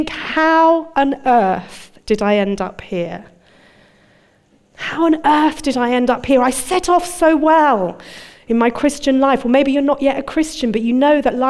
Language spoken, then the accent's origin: English; United Kingdom; moved away as an adult; also born or lived in Dudley, England; now in Birmingham, United Kingdom; I'm a Londoner, a Surrey girl